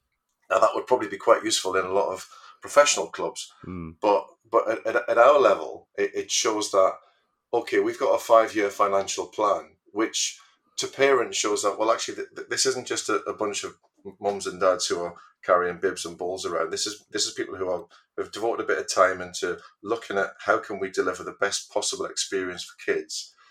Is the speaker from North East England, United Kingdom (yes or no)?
yes; Geordie, North East England, United Kingdom; moved away as an adult; also born or lived in Wokingham, Berkshire; now in Berkshire, United Kingdom; I'm a Geordie in exile down in Royal Berkshire. Came down here for work, as many of my fellow Geordies